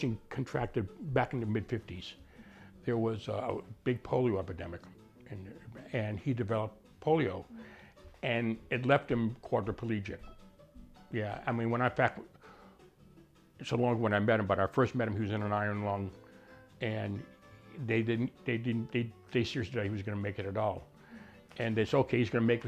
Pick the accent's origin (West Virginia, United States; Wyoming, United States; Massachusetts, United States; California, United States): Massachusetts, United States; Arlington; I'm from Arlington.